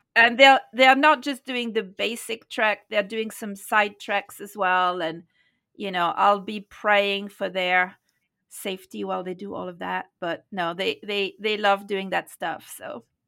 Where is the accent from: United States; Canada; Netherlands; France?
France; moved away as an adult; also born or lived in London / India; now in Nepal; I grew up in France, became a disciple, a Christian in London in nineteen eighty-three